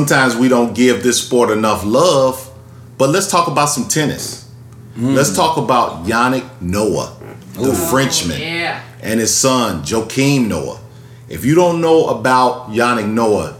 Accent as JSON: {"language": "English", "town": "Chicago", "region": "Illinois", "country": "United States", "said": "we're from Chicago"}